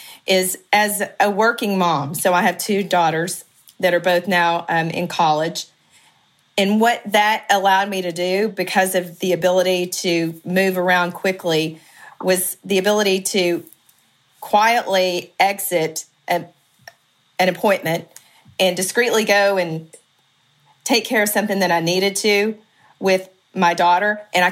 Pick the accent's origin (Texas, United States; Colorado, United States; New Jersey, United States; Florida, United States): Texas, United States; East; moved away as an adult; now in Dallas, United States; I'm from East Texas, not from Dallas proper. I've been here around 25 years.